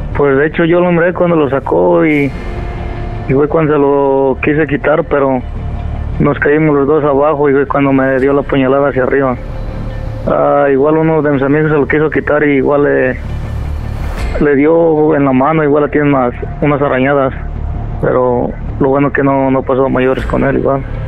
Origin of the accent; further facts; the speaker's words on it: State of Mexico, Mexico; now in Campbell, United States; somos del Estado de México